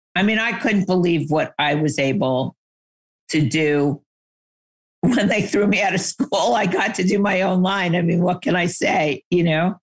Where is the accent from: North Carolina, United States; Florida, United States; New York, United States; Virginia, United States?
New York, United States; I grew up in New York, and my dad was in the fashion industry